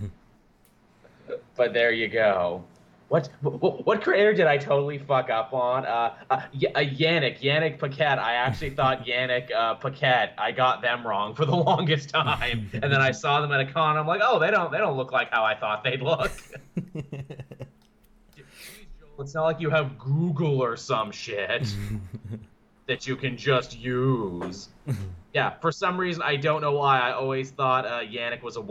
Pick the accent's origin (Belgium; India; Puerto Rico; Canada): Canada; I'm Canadian